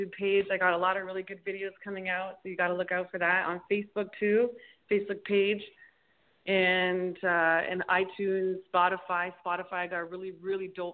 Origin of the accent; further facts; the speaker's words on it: Toronto, Ontario, Canada; moved away as an adult; also born or lived in Mississauga; now in Miami Beach, United States; I was born and raised in Toronto. I was born in the Mississauga Hospital, which is outside in the outskirts of Toronto. And I was raised living in Toronto